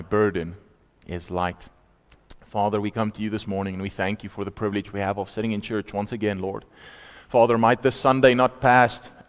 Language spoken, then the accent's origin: English; Vaal Park, Free State, South Africa; moved away; also born or lived in Potchefstroom; I'm from Vaal Park originally